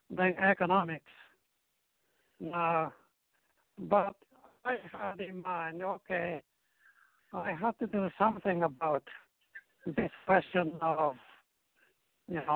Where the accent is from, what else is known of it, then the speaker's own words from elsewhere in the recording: Japan; moved away; also born or lived in Korea; I was born in Korea from mm-hmm. Japanese parents.